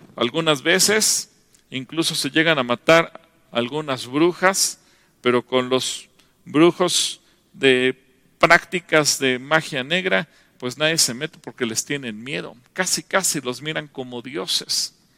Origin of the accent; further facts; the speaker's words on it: Mexico; como nación mexicana